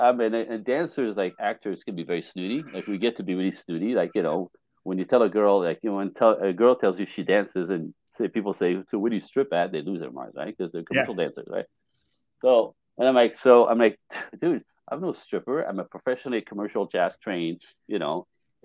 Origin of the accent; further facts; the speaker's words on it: Canada; also born or lived in Japan; I'm Canadian.